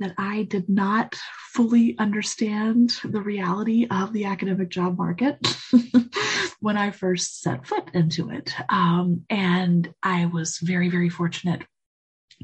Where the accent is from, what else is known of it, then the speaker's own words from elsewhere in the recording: Georgia, United States; moved away as an adult; also born or lived in Indiana; It's coming home for me. I'm from Georgia originally